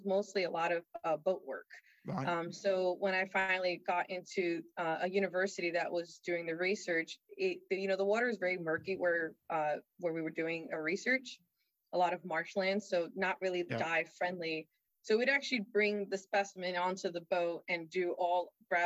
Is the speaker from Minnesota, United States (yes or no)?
no; South Florida, United States; now in Virginia Beach, United States; I'm actually originally from South Florida